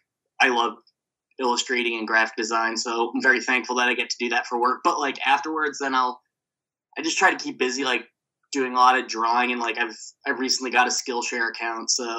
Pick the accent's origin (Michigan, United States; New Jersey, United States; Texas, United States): New Jersey, United States; moved away as an adult; also born or lived in Brooklyn, New York; I'm from New Jersey. I was living in Brooklyn when I moved here